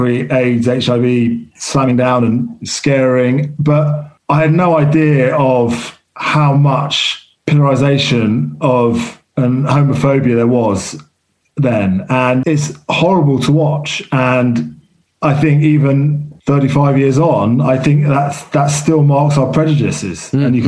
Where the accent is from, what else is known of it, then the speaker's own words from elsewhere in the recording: London, United Kingdom; I grew up in London